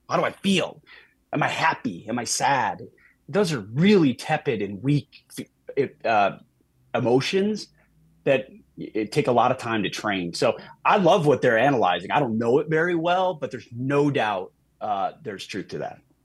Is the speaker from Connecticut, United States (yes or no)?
no; Minnesota, United States; moved away; I grew up in Minnesota